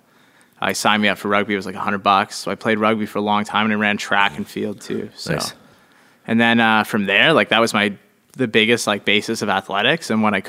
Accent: Calgary, Alberta, Canada; born there; So I was born in Calgary, not too far from where the Olympic Village is.

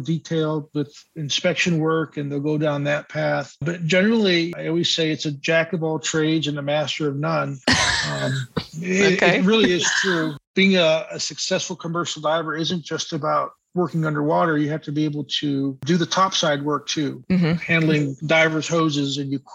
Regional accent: Santa Cruz, California, United States; I grew up on the West Coast, Santa Cruz area, San Francisco Bay area

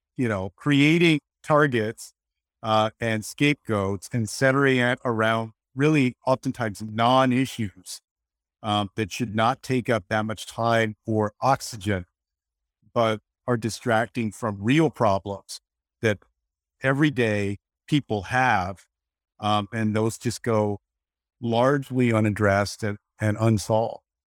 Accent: Texas, United States; my home state of Texas

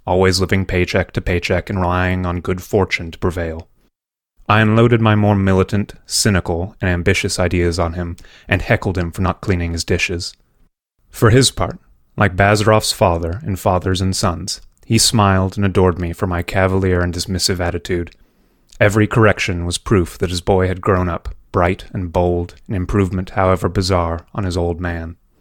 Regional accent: California, United States; moved away as an adult; also born or lived in Oregon; now in New York, United States; when I was growing up in California

